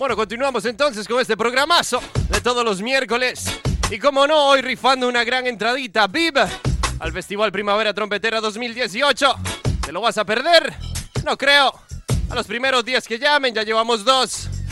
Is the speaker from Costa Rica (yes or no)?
yes; Costa Rica; now in Spain; soy de Costa Rica